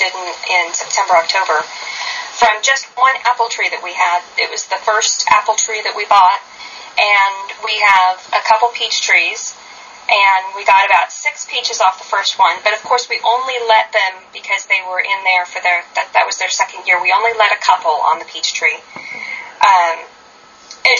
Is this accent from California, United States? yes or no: yes; San Luis Obispo, California, United States; moved away as an adult; also born or lived in Fresno, California; now in Oregon, United States; I grew up in San Luis Obispo, California